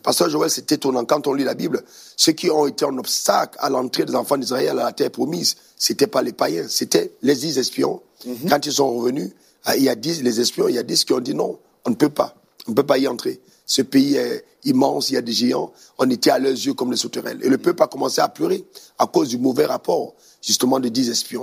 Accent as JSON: {"language": "French", "country": "Cameroon", "moved": "as an adult", "lives_now": "Côte d'Ivoire", "said": "j'ai quitté mon pays pour, pour aller servir Dieu. Et je me suis établi en Côte d'Ivoire par directive divine je suis parti euh, du Cameroun"}